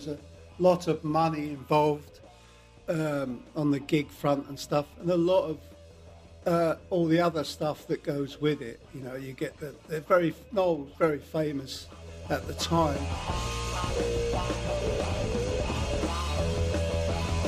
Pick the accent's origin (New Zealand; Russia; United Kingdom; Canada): United Kingdom; Ashford, South East England; I'm from Ashford in Kent, which is inland a bit more, where the Channel Tunnel railway stations are